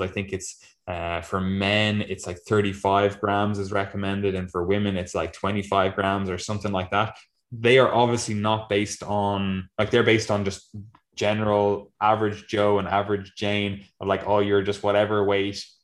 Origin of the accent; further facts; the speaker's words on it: Ireland; we're Irish